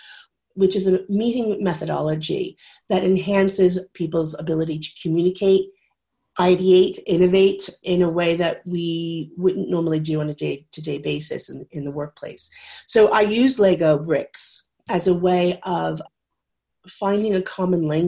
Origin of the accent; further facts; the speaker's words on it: United States; moved away as an adult; now in United Kingdom; I am American, but I have been living in the UK for 26 years